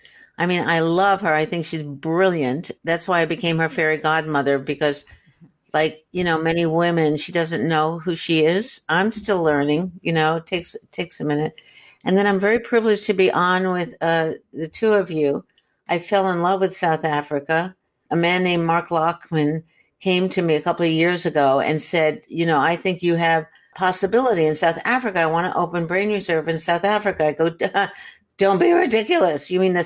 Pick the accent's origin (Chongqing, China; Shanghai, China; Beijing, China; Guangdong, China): Shanghai, China; I was raised in Shanghai. My father was CIA.